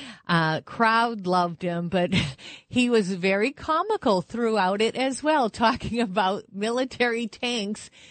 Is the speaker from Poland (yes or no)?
no; Manchester, New Hampshire, United States; I'm from Manchester, New Hampshire